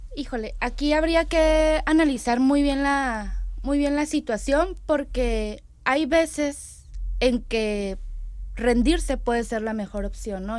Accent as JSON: {"language": "Spanish", "country": "Mexico", "said": "como mexicanos"}